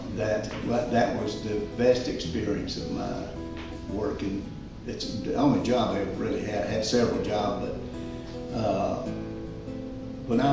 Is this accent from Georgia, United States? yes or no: yes; Mechanical, Georgia, United States; I was raised in Mechanical, Georgia